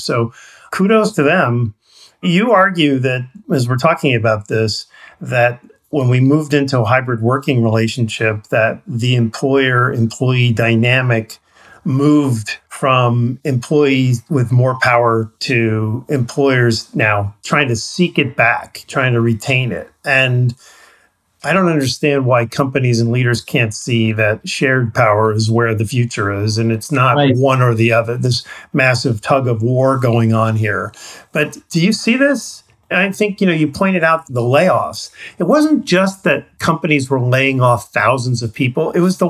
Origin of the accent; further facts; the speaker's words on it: Missouri, United States; because I'm from Missouri here